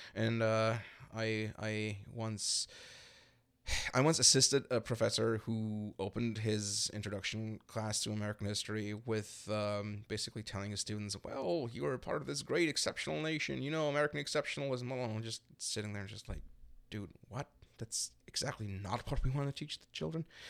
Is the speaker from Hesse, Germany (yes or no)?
no; Berlin, Germany; now in Chicago, United States; I'm from Berlin in Germany